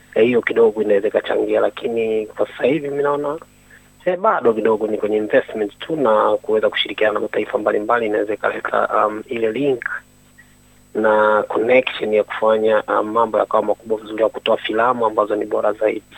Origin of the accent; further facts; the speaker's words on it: Dar es Salaam, Tanzania; moved away as an adult; also born or lived in Musoma, Mara, Tanzania; now in South Australia, Australia; ni mwenyeji wa Dar es Salaam Tanzania, ambapo ni mwenye asili ya Mara Msoma, lakini uh, natokea Tanzania